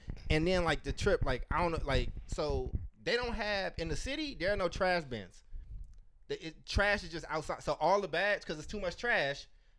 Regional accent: Chicago, Illinois, United States; born there; I was born in Chicago. So, like. You know, Chicagoans feel a certain type of way about their pizza.

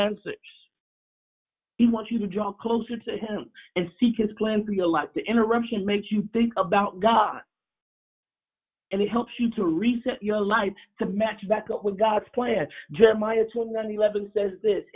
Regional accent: Chicago, Illinois, United States; moved away; Chicago, my hometown

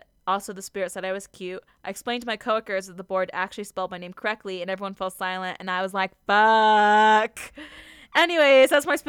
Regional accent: Rock Springs, Wyoming, United States; I started working at the movie theater in my hometown of Rock Springs, Wyoming.

